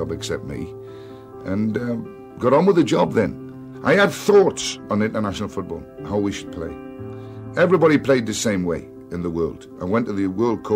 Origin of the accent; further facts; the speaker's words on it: England, United Kingdom; moved away as an adult; also born or lived in Ireland; I'm as much Irish as I am English